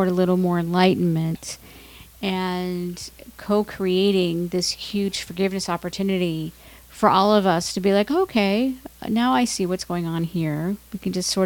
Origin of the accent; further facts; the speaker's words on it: Ohio, United States; a Republican growing up in Ohio